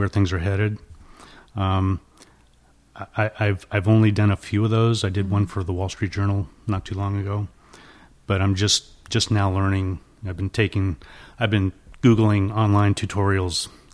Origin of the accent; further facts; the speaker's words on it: Palos Verdes, California, United States; I grew up in Palos Verdes